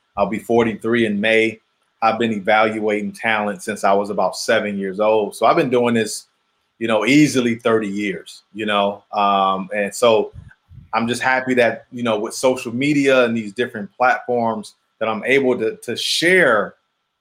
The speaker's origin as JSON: {"language": "English", "town": "Detroit", "region": "Michigan", "country": "United States", "tie": "born or raised there", "said": "me growing up in Detroit"}